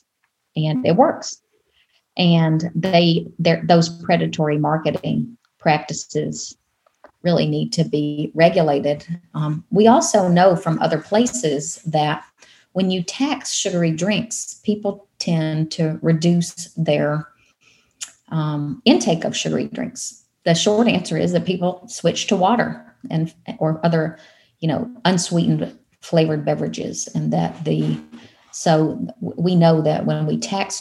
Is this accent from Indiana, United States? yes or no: no; Arkansas, United States; now in Rhode Island, United States; I'm originally from the Deep South, from Arkansas.